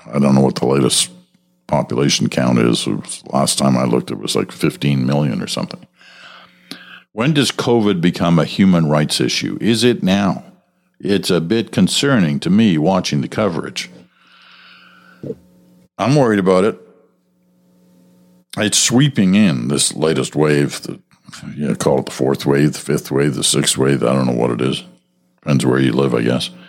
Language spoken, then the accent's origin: English; Alberta, Canada; now in Prince Edward Island, Canada; I'm originally from Alberta, and there was a time that I proudly told everyone that would listen that I was from there.